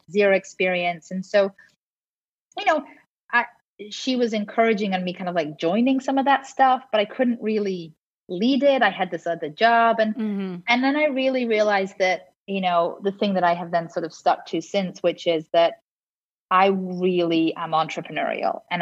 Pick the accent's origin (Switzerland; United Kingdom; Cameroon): United Kingdom; Liverpool, North West England; also born or lived in London; now in Los Angeles, United States; growing up in Liverpool